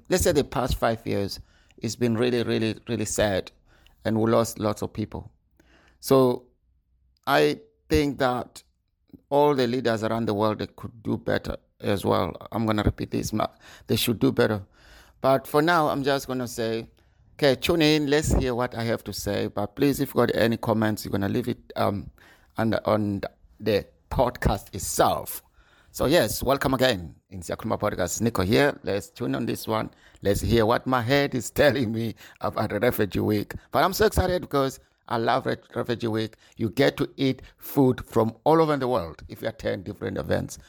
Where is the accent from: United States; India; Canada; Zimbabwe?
Zimbabwe; now in Scotland, United Kingdom; I was born in Zimbabwe, living in U K now, in Scotland, in U K for twenty-three years